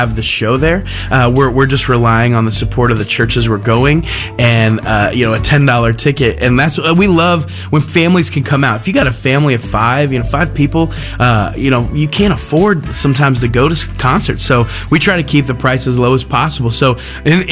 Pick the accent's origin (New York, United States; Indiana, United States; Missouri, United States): Indiana, United States; Terre Haute; I'm from Terre Haute, Indiana